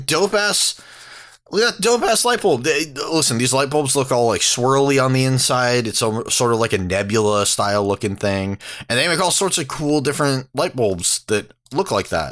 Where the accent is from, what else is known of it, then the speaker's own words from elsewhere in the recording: San Diego, California, United States; now in Portland, United States; I'm from San Diego